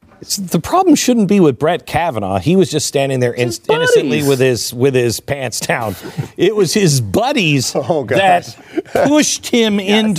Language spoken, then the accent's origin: English; Texas, United States; You know, I'm from Texas